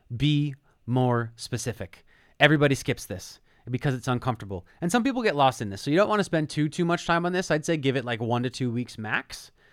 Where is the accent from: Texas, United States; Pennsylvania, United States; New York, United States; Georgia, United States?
Pennsylvania, United States; Philadelphia; my hometown of Philadelphia